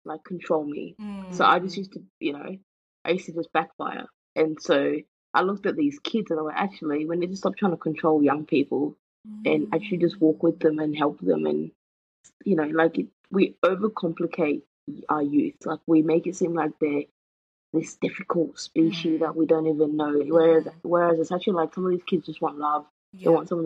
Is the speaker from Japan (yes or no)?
no; United Kingdom; also born or lived in Zimbabwe; I identify more as a British than I do Zimbabwean